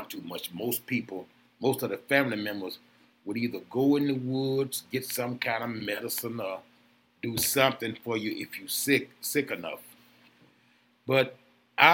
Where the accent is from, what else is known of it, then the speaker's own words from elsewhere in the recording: Jackson, Tennessee, United States; also born or lived in Memphis, Tennessee; now in Milwaukee, United States; I'm from Jackson, Tennessee